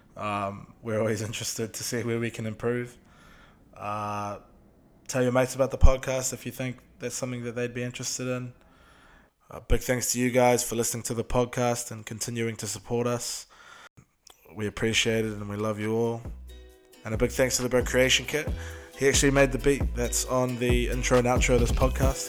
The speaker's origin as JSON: {"language": "English", "region": "Auckland", "country": "New Zealand", "said": "we're from Auckland, we're from South Auckland."}